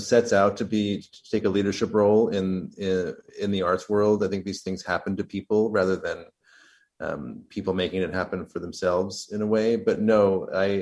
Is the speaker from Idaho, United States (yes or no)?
yes; Idaho Falls, Idaho, United States; also born or lived in Los Angeles / Vermont; now in New York, United States; I was born in Los Angeles, but I grew up mainly in Idaho, Idaho Falls, Idaho